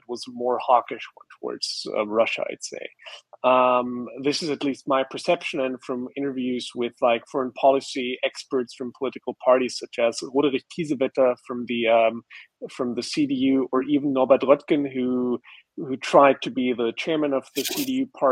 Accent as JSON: {"language": "English", "country": "Austria", "said": "My home country of Austria"}